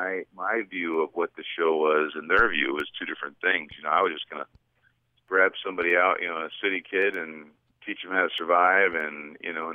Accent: New Jersey, United States; moved away as an adult; also born or lived in Brazil / New York City / Los Angeles; I just grew up in a small town in New Jersey

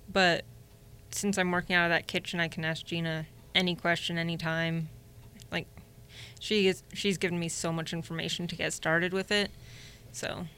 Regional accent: Indianapolis, Indiana, United States; now in Northwest Indiana, United States; I was born in Indy, um, moved up here eight years ago

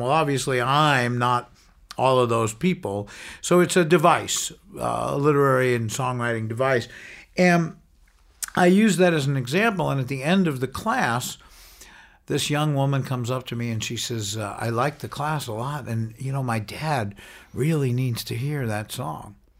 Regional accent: New York, United States; now in San Francisco, United States; growing up in New York

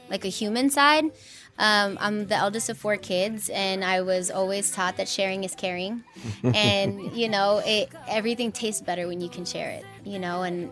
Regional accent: Inglewood, California, United States; I'm 100% proud to be born and raised in Inglewood and to be from California, but I'm also really proud of my Mexican roots.

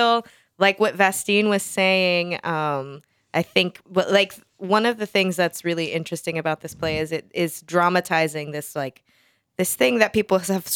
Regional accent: South Texas, United States; I'm from South Texas

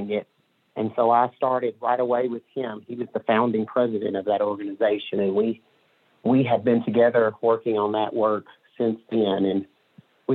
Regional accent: Mississippi, United States; now in Northwest Arkansas, United States; I grew up in Mississippi

